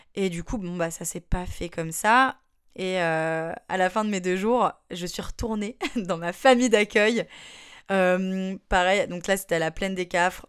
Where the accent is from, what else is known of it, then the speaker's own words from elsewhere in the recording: France; c'est parce qu'on est français, ils nous appellent comme ça